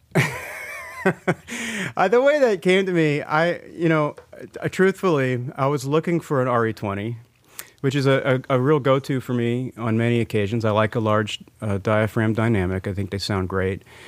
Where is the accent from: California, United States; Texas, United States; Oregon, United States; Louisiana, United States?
Louisiana, United States; New Orleans; now in Nashville, United States; growing up in New Orleans